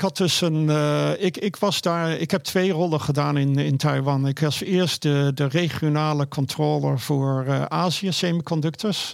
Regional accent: Netherlands; moved away; Ik ben een local in Nederland

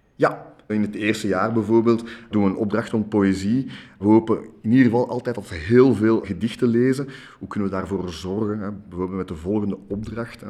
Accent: Brussels, Brussels-Capital Region, Belgium; ik ben in Brussel opgegroeid, in Jette

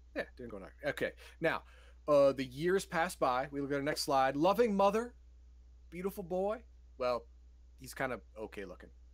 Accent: United States; I'm an American

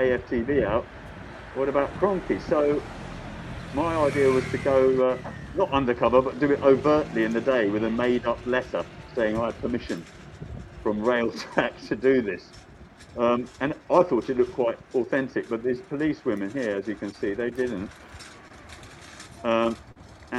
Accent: London, United Kingdom; I grew up mostly around Kentish Town

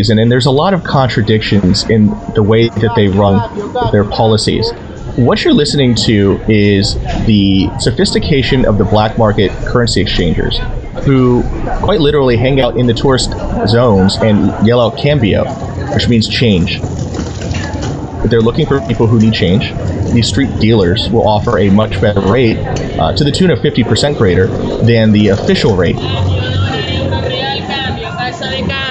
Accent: United States; as an American

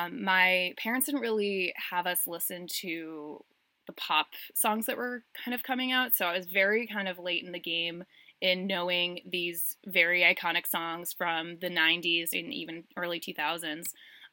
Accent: Boston, Massachusetts, United States; So I'm from Boston, but the band has a very special place in my heart

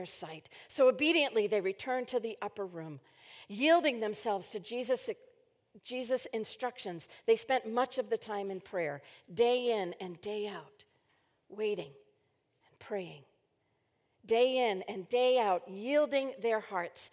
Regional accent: Maine, United States; moved away; growing up in Maine

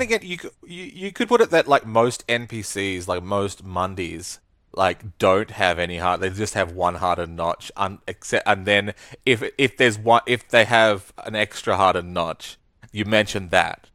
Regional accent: Australia; I'm no Brit, but as an Australian, I am, I'm a, I'm a bit Brit.

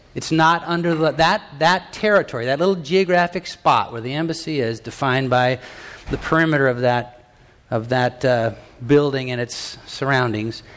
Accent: United States; I'm an American. I'm, I'm you know, from the United States of America

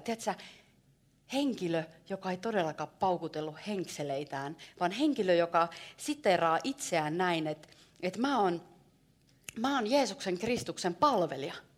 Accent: Savo, Finland; mä oon savolainen.

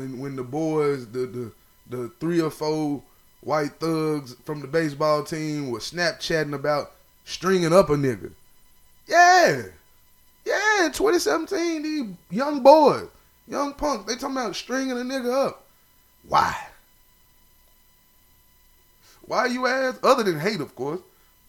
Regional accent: Ripley, United States; I'm from Ripley

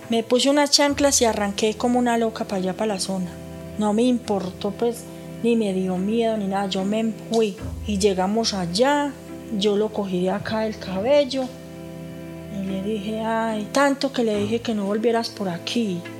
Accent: Colombia; now in La Ceja, Colombia; Yo soy de Jorral, vine acá a buscar empleo como ama de casa.

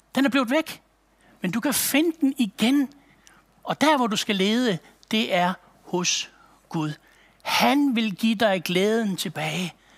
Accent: Aalborg, North Denmark Region, Denmark; Jeg kommer fra Aalborg-egnen af

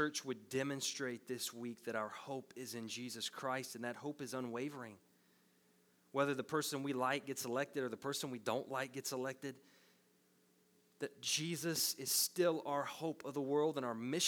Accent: United States; we're American citizens

